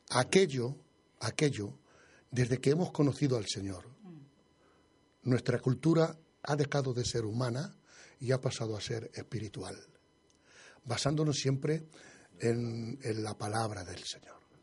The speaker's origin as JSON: {"language": "Spanish", "town": "Madrid", "region": "Community of Madrid", "country": "Spain", "moved": "yes", "said": "yo, soy madrileño"}